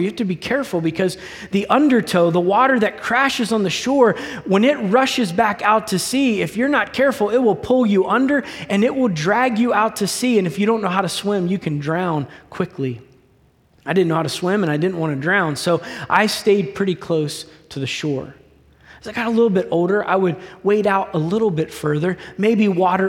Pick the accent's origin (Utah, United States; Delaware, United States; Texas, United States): Delaware, United States; I grew up in the state of Delaware.